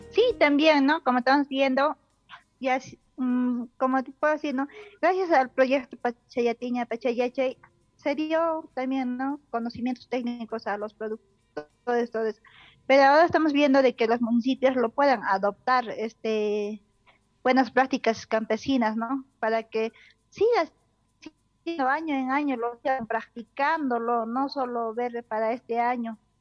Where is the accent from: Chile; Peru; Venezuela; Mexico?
Peru; Coyana community, Huancané province, Puno; soy del distrito de Tadaco, de la provincia de Huancané, departamento de Puno exactamente de la comunidad de Coyana